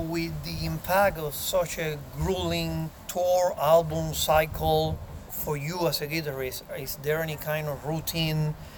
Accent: Miami, Florida, United States; my hometown here in Miami

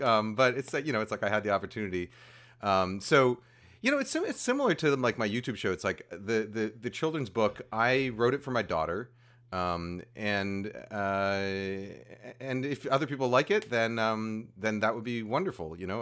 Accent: New York, United States; moved away as an adult; I grew up, I grew up in New York

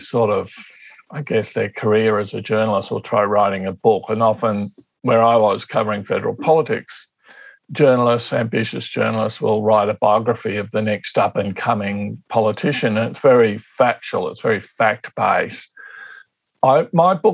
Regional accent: Canberra, Australian Capital Territory, Australia; also born or lived in Tasmania; But I've lived most of my life in Canberra. I grew up here

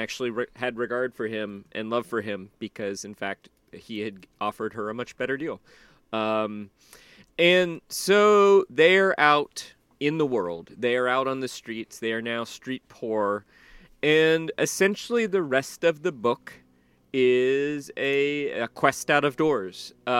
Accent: Southern United States, United States; I mean, I grew up in the South, and like you would generally have a week where it was 100 degrees, and it would also be 98% humidity.

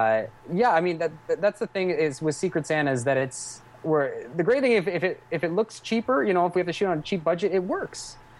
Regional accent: Cambridge, East of England, United Kingdom; we're going to shoot it all in my hometown in Cambridge

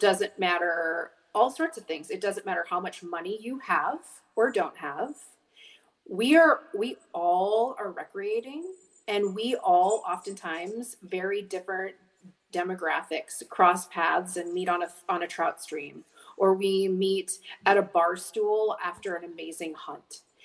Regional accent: Whitefish, Montana, United States; I grew up in Whitefish, Montana

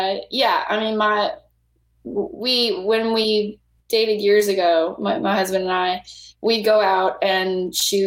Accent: New Iberia, Louisiana, United States; I grew up in New Iberia.

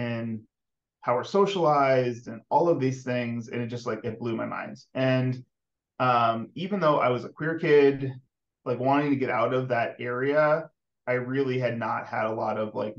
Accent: Florida, United States; moved away as an adult; also born or lived in Missouri / Maryland; I grew up in the South. I grew up in Florida

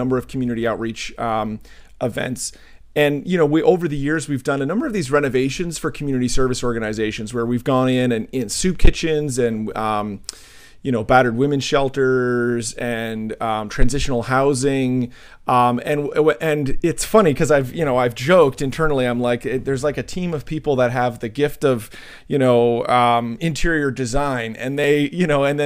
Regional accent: New Jersey, United States; I'm from Jersey

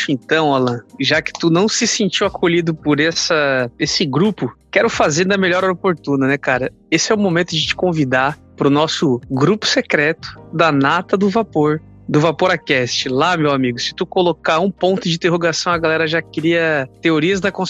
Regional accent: South Region, Brazil; eu sou aqui do Sul, pô.

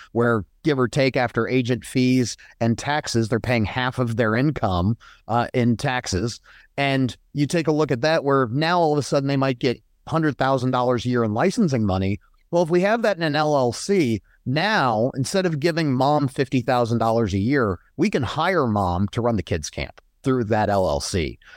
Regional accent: Colorado Springs, Colorado, United States; I grew up in Colorado, in Colorado Springs for the most part.

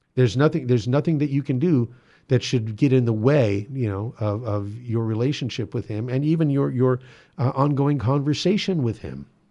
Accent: United States; we are admonished to practice as American Catholics

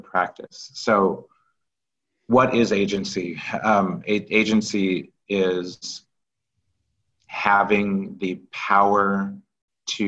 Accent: Kirkland, Washington, United States; also born or lived in St. Louis, Missouri; I grew up as a small black child in white suburbia in Kirkland, Washington.

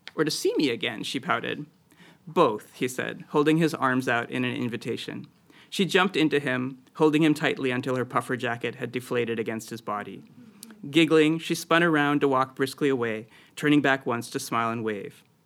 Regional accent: Midwest, United States; moved away; also born or lived in Boston; growing up in the Midwest

